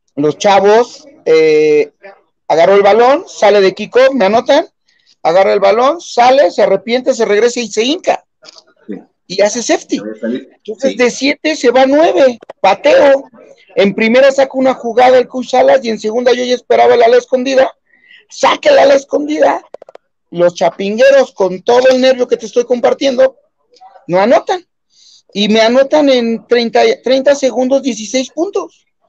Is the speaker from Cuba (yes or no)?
no; Mexico; como buenos mexicanos